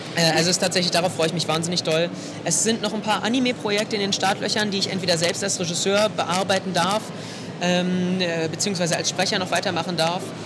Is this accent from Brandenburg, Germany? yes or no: yes; Potsdam, Brandenburg, Germany; ich ich komme aus Potsdam